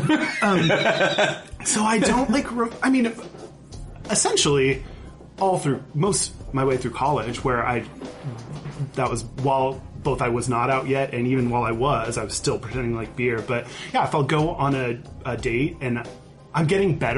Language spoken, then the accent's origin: English; outside of Houston, Texas, United States; moved away as an adult; also born or lived in Austin, Texas / Seattle; I grew up outside of Houston, and even though it was still in Texas